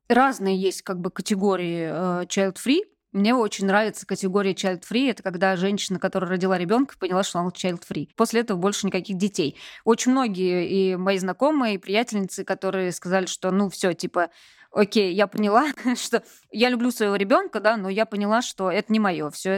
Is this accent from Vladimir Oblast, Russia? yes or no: yes; Vladimir, Vladimir Oblast, Russia; also born or lived in Moscow; now in Saint Petersburg, Russia; Я сама из провинции, родилась и выросла во Владимире